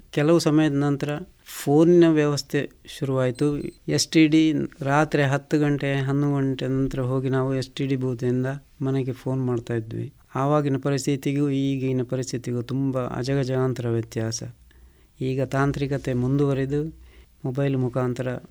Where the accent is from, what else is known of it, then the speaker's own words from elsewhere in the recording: Puttur, Karnataka, India; ನನ್ನ ಹುಟ್ಟೂರು ಇದೇ ಪುತ್ತೂರು ತಾಲೂಕಿನ ಇರ್ದೇ ಗ್ರಾಮದ ಕುಂಜಿಮೂಲೆ ಮನೆ ನಮ್ಮದು